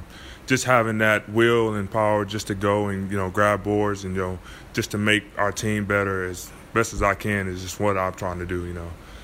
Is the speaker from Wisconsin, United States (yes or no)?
yes; Milwaukee, Wisconsin, United States; born or raised there; moved away